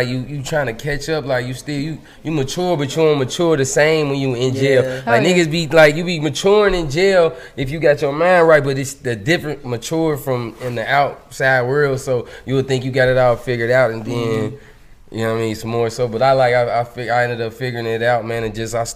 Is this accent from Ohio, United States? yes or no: yes; Cincinnati, Ohio, United States; I'm from Cincinnati